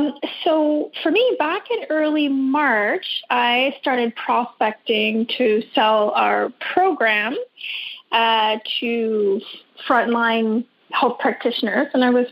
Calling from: British Columbia, Canada; I'm calling from Vancouver Island in Canada.

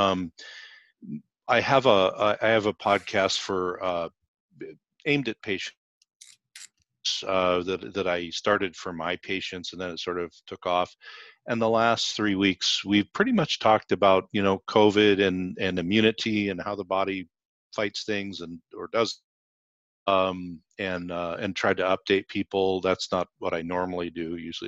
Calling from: Seattle, Washington, United States; So I am in Seattle, Washington. My clinic is in Seattle

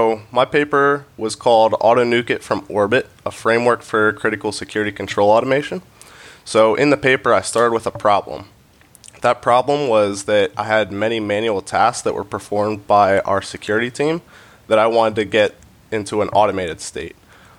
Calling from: Hershey, Pennsylvania, United States; I'm recording from Hershey, Pennsylvania.

